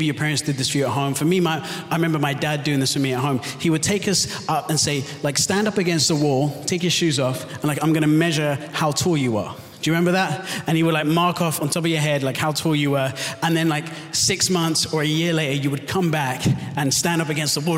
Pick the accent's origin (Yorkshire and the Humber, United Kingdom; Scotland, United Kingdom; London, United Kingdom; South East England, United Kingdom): London, United Kingdom; also born or lived in Southern California; I was born and raised in London, so that's why I have the confused accent. My wife and I, my wife Sungi and I, moved here from Southern California just over 2 years ago.